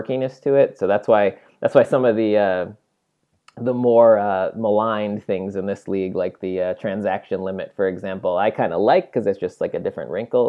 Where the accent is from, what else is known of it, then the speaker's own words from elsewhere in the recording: New York, United States; So I grew up near New York City.